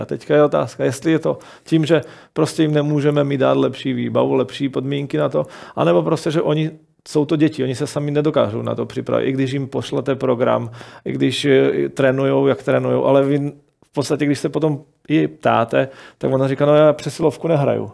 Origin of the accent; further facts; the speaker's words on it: Slovakia; moved away as an adult; now in Czech Republic; pořád jsem Slovák